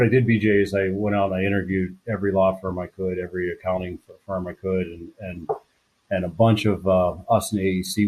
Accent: Pittsburgh, Pennsylvania, United States; moved away as an adult; also born or lived in Kalamazoo, Michigan; born and raised in Pittsburgh, Pennsylvania

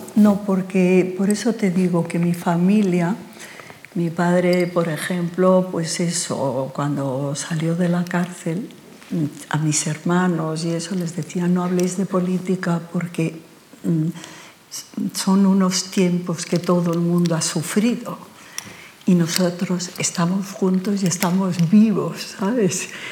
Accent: Barcelona, Catalonia, Spain; moved away as an adult; also born or lived in Santander / London; now in Madrid, Spain; yo soy de Santander, he vivido en Barcelona mi niñez y mi juventud, pero mm, yo soy muy madrileña

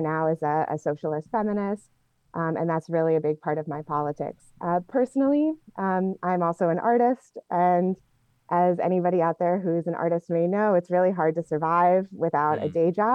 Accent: Portland, Oregon, United States; moved away; I grew up in Portland, Oregon

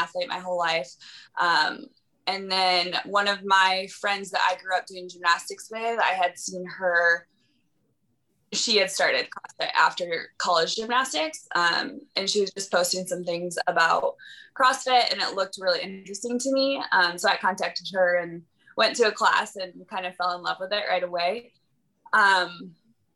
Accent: Michigan, United States; now in Missouri, United States; I'm originally from Michigan

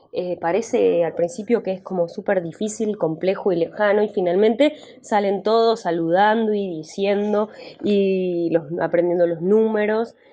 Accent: Argentina; Me gusta decir que soy argentina

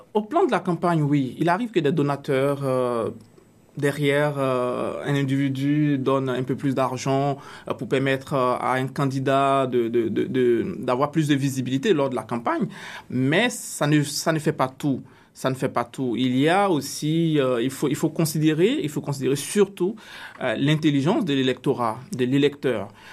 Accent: Côte d’Ivoire; now in Canada; dans mon pays d'origine, la Côte d'Ivoire

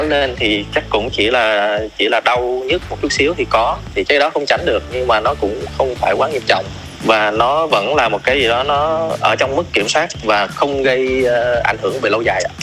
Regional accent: Southern Vietnam, Vietnam; born or raised there; accent: southern; moved away as an adult; now in Hanoi, Vietnam

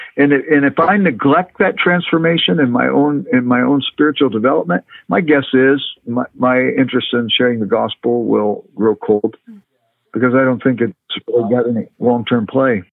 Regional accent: Los Angeles, California, United States; moved away; I grew up in Los Angeles

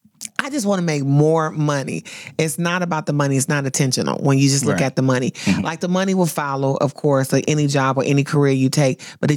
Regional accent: Flint, Michigan, United States; I'm from Flint, Michigan, and so General Motors is like really huge, right?

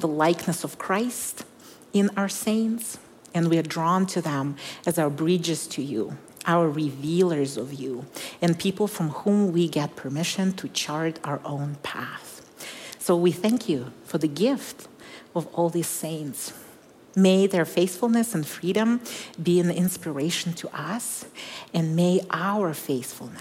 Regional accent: Kazakhstan; moved away; I was born in Kazakhstan when it was still part of the Soviet Union

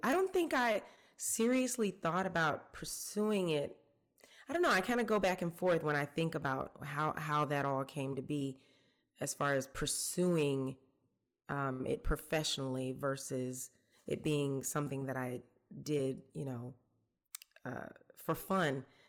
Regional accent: College Park, Georgia, United States; also born or lived in Atlanta, Georgia; I grew up here in Georgia. I was born in Atlanta. I grew up in, I guess it was unincorporated College Park at the time.

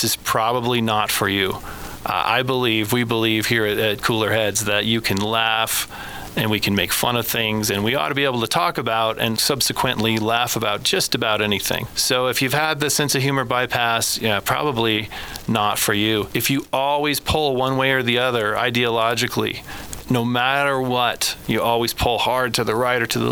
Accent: Woodland Park, Colorado, United States; I grew up here in Colorado. I was born in Colorado Springs

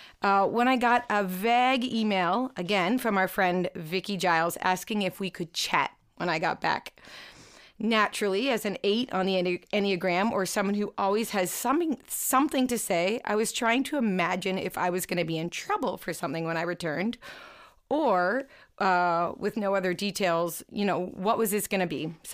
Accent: Fenwick, Ontario, Canada; Well, I'm born and raised in Niagara, in the little town of Fenwick, to be exact. And I've lived there for actually 34 and a half of my 36 and a half years of life.

